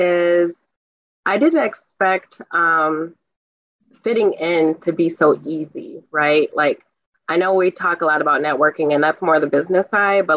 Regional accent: Milwaukee, Wisconsin, United States; now in Madison, United States; I'm from Milwaukee, Wisconsin

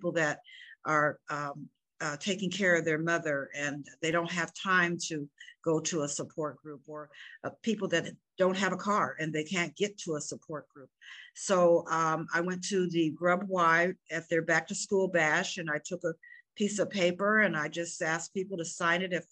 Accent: Des Moines, Iowa, United States; moved away as an adult; I'm born and raised in Des Moines, Iowa

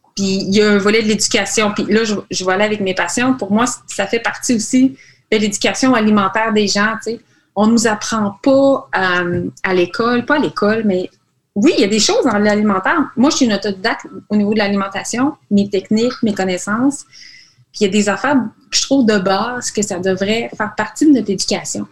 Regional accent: Quebec, Canada

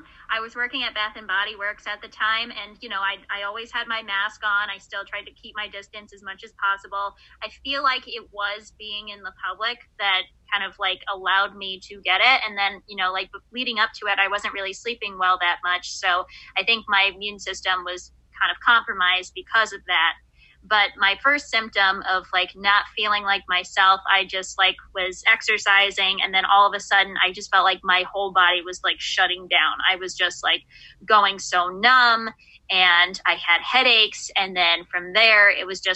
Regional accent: Buffalo, New York, United States; I'm from Buffalo, New York

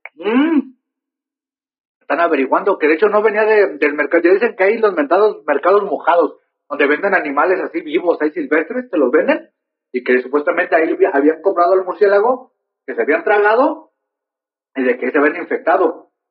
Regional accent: Mexico; yo como mexicano hijo de Dios

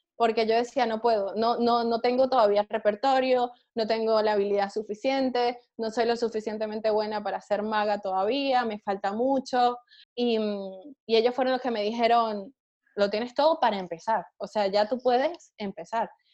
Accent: Punto Fijo, Falcón, Venezuela; moved away as an adult; also born or lived in Colombia; now in Spain; vivir de la magia en mi país

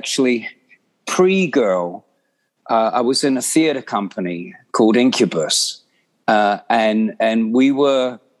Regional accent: London, United Kingdom; growing up in London

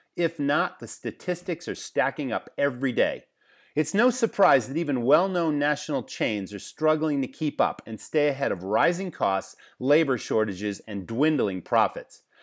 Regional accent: Massachusetts, United States; I grew up in Massachusetts

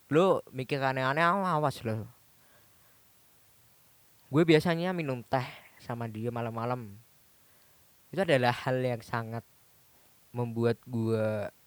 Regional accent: Solo, Central Java, Indonesia; Gue balik lagi ke tempat asal gue yang asli. Jadi gue jarang ke Solo udah dua tahun kali setelah gue 8 tahun itu gue udah nggak kembali ke Solo lagi selama dua tahun

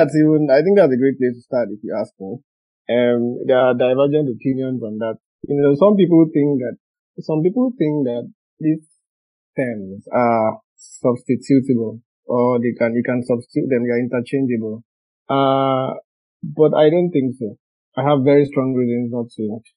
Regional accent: Nigeria; now in Brussels, Belgium; I'm a Nigerian lawyer.

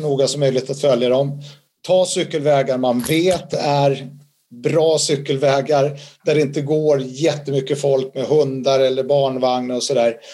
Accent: Sweden; Jag har ju två italienska föräldrar, även om jag är född i Sverige så har jag en stark koppling till Italien

